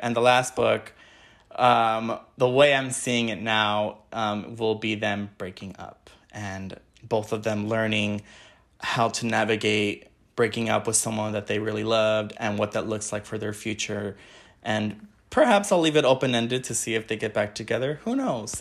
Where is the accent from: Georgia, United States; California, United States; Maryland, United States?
California, United States; Wilmington; I grew up in Wilmington, California